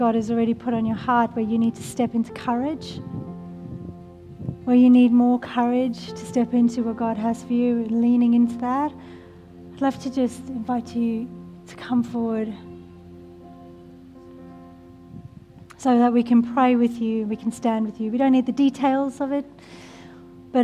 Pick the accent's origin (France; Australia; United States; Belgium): Australia; we are Australian.